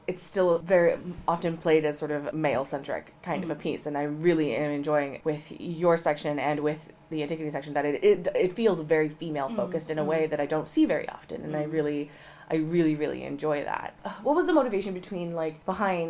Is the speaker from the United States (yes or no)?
yes; United States; moved away; I'm American